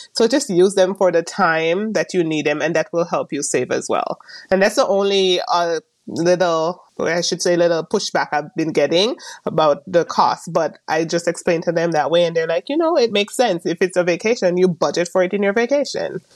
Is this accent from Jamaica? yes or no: yes; Jamaica; moved away as an adult; also born or lived in Maryland, United States; now in California, United States; I am originally from Jamaica. I came here a few years ago